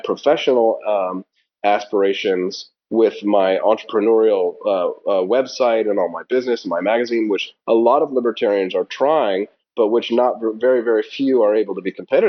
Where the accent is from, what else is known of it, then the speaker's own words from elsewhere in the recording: Peculiar, Missouri, United States; also born or lived in Independence, Missouri; I was born in Independence, raised in Peculiar